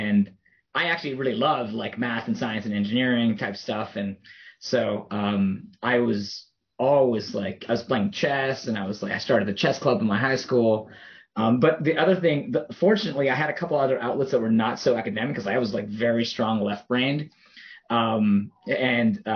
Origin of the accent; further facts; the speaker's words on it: Toronto, Ontario, Canada; I grew up in Toronto. I was born there